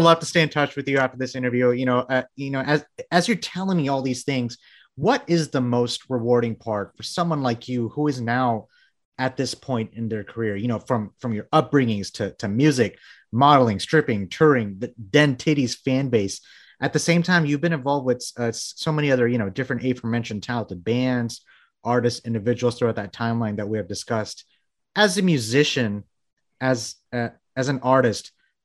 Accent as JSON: {"language": "English", "country": "Bangladesh", "tie": "born or raised there", "moved": "yes", "said": "I was born in Bangladesh."}